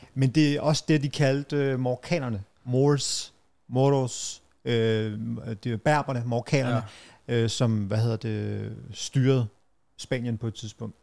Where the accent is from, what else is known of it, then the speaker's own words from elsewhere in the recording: Brøndby Strand, Capital Region of Denmark, Denmark; jeg voksede op som sådan meget utryg, og Brøndby Strand var jo helt anderledes dengang